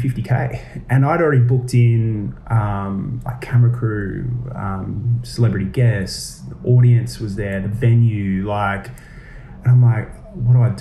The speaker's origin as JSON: {"language": "English", "town": "Gold Coast", "region": "Queensland", "country": "Australia", "moved": "yes", "lives_now": "Sydney, Australia", "said": "Originally, I'm from Queensland. I'm from the Gold Coast. I moved down to Sydney to pursue acting"}